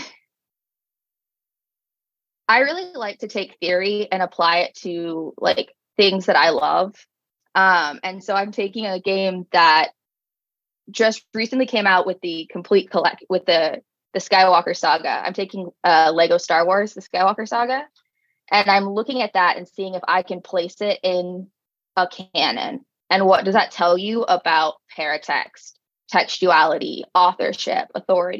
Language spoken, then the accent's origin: English; Houston, Texas, United States; moved away as an adult; now in Fort Worth, United States; I'm from Houston, Texas